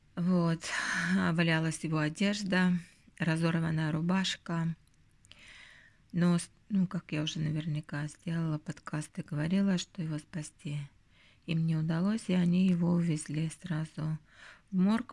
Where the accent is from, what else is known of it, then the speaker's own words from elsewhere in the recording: Northern Belarus, Belarus; now in Helsinki, Finland; у нас вот в Белоруссии, в Северной Белоруссии и в Латвии